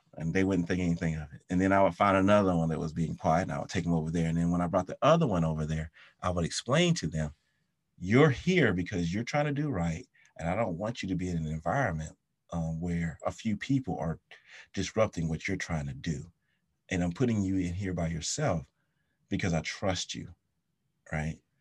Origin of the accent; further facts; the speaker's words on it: South Carolina, United States; moved away; also born or lived in London; my hometown in, in, uh, South Carolina